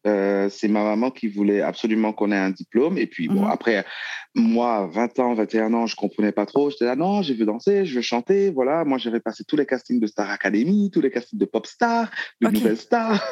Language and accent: French; Haiti; moved away as an adult; also born or lived in Bordeaux, France; now in France; je suis né en Haïti. Mhm. Euh, après le bac, je suis venu en France